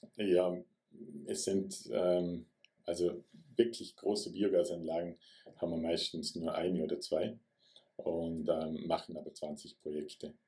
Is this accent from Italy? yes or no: no; Vorarlberg, Austria; Ich bin ein Vorarlberger